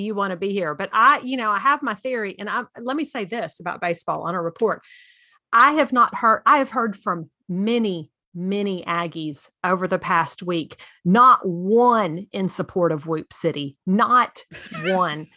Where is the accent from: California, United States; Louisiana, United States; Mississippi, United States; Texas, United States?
Texas, United States; as a Texan